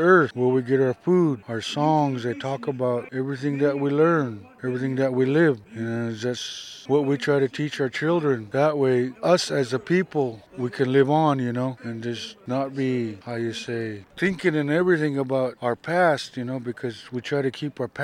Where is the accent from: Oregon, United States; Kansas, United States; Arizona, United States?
Oregon, United States; Celilo; Growing up in Celilo